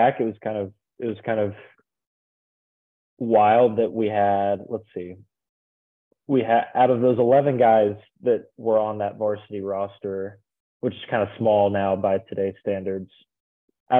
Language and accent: English; Texas, United States; growing up in Texas